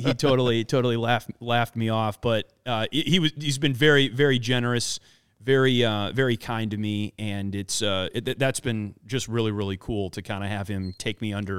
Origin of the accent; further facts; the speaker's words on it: Midwest, United States; and look, I grew up in the Midwest, so I think I understand